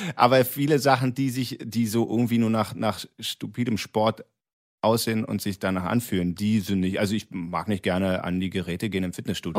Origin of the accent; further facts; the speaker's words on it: Berlin, Germany; als, als ähm, Berliner Göre